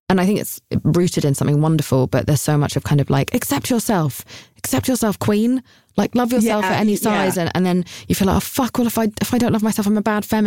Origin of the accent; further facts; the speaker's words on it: United Kingdom; I'm British.